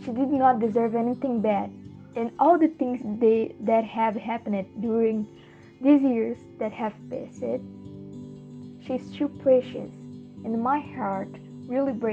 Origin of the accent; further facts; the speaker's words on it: Brazil; I am from Brazil.